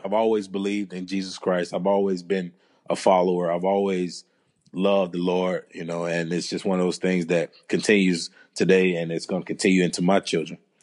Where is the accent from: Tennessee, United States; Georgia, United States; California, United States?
Georgia, United States; moved away; I'm originally from Georgia